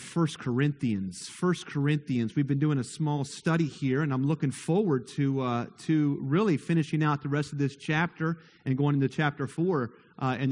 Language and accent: English; near Moorefield, West Virginia, United States; I grew up very near Moorefield